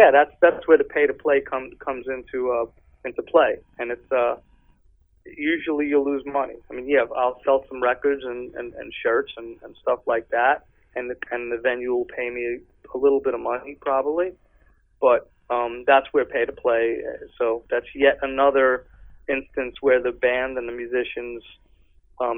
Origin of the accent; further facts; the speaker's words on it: New York, United States; now in California, United States; I'm from New York.